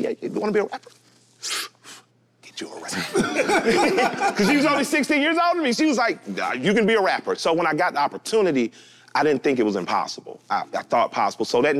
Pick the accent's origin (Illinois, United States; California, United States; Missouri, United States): Illinois, United States; Chicago; I'm from Chicago